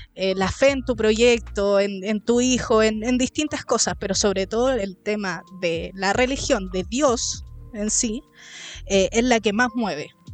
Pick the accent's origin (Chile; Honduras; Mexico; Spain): Chile; como los chilenos sobre todo, nuestro, nuestra nación